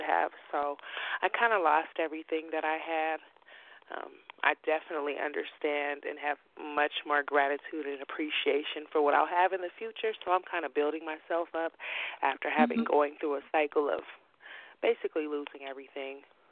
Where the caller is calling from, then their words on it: Colorado Springs, Colorado, United States; I'm calling from Colorado Springs, Colorado.